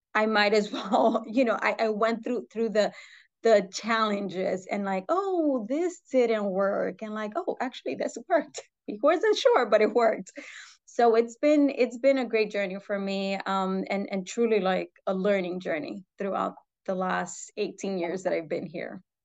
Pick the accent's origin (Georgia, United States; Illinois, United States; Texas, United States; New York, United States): New York, United States; New York City; I was born and raised in New York City